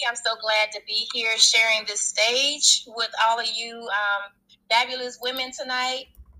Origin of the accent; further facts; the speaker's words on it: Detroit, Michigan, United States; I'm from Detroit, Michigan.